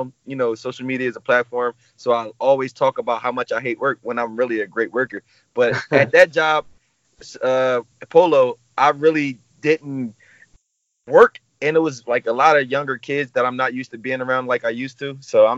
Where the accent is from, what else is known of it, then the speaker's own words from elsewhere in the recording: New Jersey, United States; I'm 28 years old, and I'm from New Jersey, South Jersey.